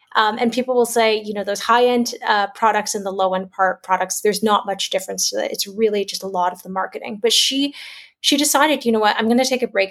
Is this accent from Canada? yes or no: yes; Toronto, Ontario, Canada; moved away as an adult; also born or lived in China; now in Singapore; I'm a Canadian born Chinese. So I grew up in Toronto, Canada